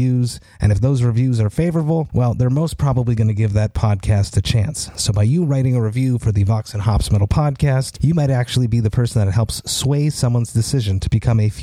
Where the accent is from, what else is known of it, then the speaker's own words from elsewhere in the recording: Quebec, Canada; I grew up in Quebec, so French was, there was no other option here